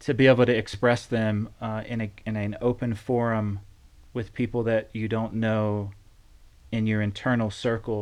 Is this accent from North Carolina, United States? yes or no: yes; North Carolina, United States; moved away; also born or lived in Sendai, Japan / Woodland; we came back and were raised in North Carolina